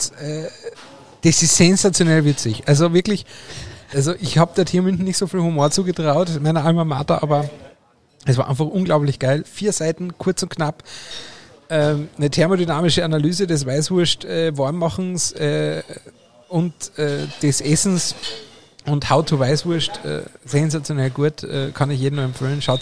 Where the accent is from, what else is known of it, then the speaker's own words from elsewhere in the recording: Austria; Aber als Österreicher bin ich ja schon immer sehr senfaffin gewesen.